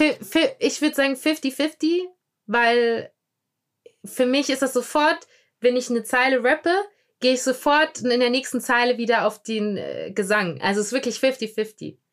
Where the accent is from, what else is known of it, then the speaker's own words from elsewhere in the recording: Germany; wir Deutschen